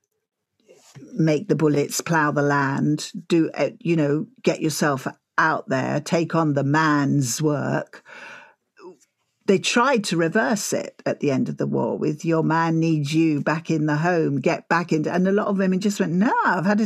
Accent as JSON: {"language": "English", "area": "Essex", "region": "East of England", "country": "United Kingdom", "said": "I'm from Essex"}